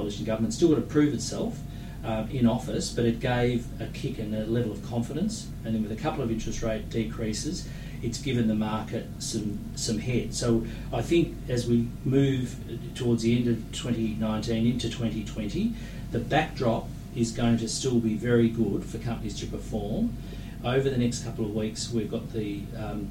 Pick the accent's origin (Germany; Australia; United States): Australia